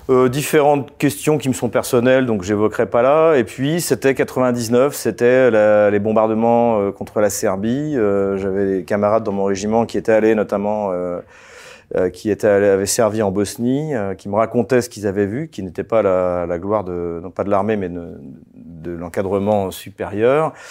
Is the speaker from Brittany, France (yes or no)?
no; Champagne, Grand Est, France; j'ai grandi euh, en Champagne